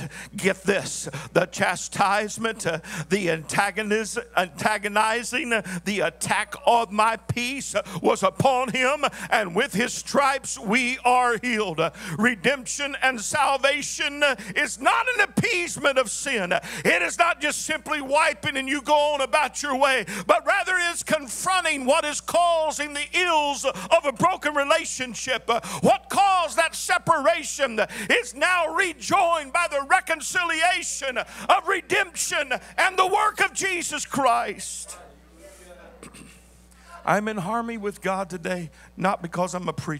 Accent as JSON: {"language": "English", "region": "the South", "country": "United States", "tie": "born or raised there", "said": "I was raised in the South"}